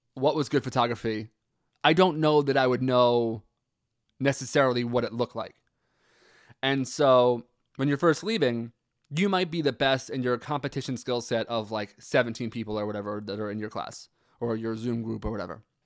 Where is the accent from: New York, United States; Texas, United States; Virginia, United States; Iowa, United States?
New York, United States; also born or lived in Pennsylvania; now in New Jersey, United States; I live in New Jersey, but I uh, grew up in New York. I was born in Pennsylvania